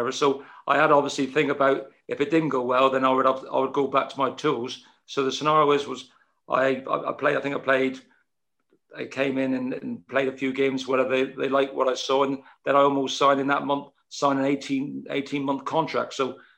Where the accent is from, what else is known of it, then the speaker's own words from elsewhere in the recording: Plymouth, South West England, United Kingdom; I was born and bred in Plymouth